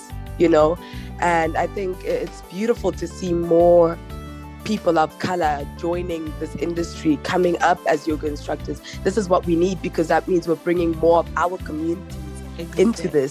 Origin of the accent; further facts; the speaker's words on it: Johannesburg, Gauteng, South Africa; Born and bred in Joburg is what I know, and yeah, that's just who I am and where I'm from